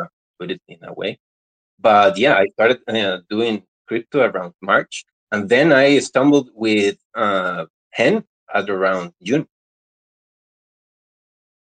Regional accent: Costa Rica; I'm from Costa Rica

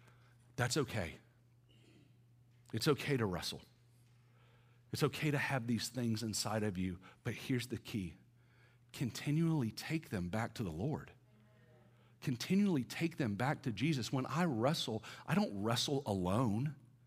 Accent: the South, United States; now in Atlanta, United States; I'm from the South, right? I don't know what y'all consider DC, but I'm like deep South.

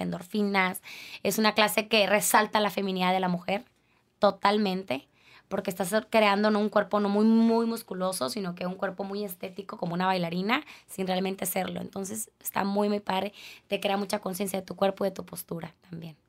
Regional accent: Culiacán, Sinaloa, Mexico; moved away as an adult; now in Tijuana, Mexico; yo soy de Culiacán, no soy de aquí

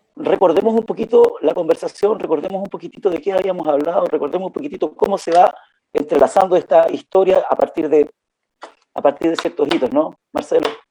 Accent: Valparaíso, Chile; moved away; also born or lived in Antofagasta, Chile; yo soy porteño, porteño, pero viví muchos, muchos, muchos años en Antofagasta y en la zona norte

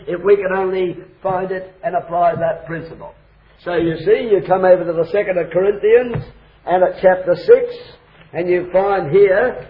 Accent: Australia; I come from Australia

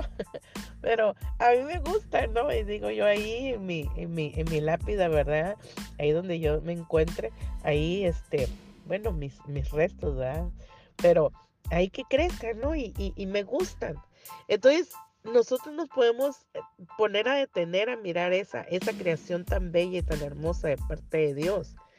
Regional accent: Tapachula, Chiapas, Mexico; now in Rosarito, Mexico; ahí en mi tierra, en mi sur, en mi Tapachula, bello, hermoso, mi Chiapas

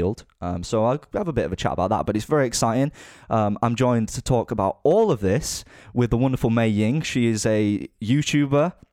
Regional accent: Leeds, Yorkshire and the Humber, United Kingdom; I'm from Leeds. I'm from the north

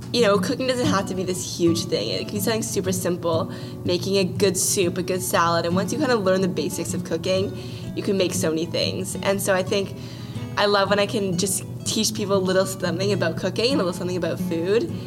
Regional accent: Vancouver, British Columbia, Canada; I was born and raised in Vancouver

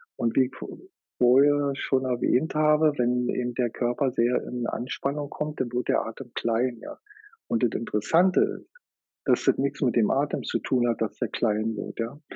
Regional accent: Germany; bei uns in Deutschland

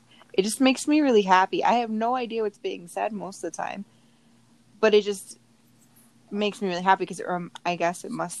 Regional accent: Southern California, United States; I was raised in Southern California where, as a white person, I was actually the minority. And my parents both spoke fluent Spanish.

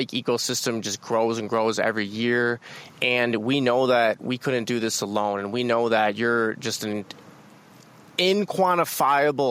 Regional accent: Waukesha, Wisconsin, United States; We're from Waukesha, Badgers fans, so it's like Pewaukee's right in our backyard

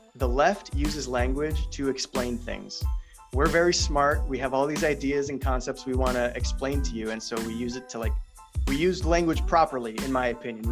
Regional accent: Illinois, United States; I'm from Illinois

